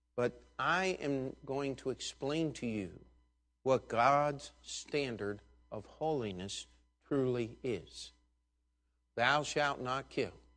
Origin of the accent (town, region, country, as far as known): United States